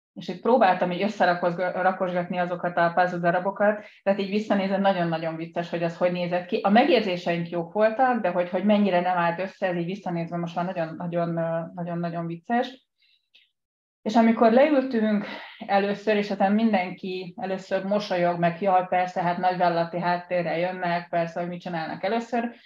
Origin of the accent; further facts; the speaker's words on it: Budapest, Hungary; also born or lived in Pest; Én Budán születtem, de most az elmúlt 20 évben Pesti vagyok